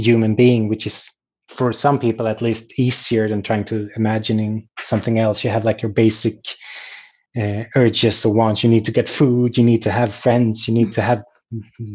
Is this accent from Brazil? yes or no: no; Sweden; my hometown